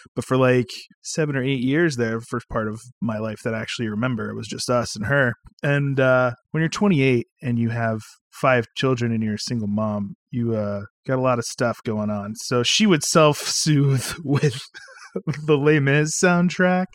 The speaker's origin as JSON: {"language": "English", "region": "North Carolina", "country": "United States", "tie": "born or raised there", "said": "we grew up in North Carolina"}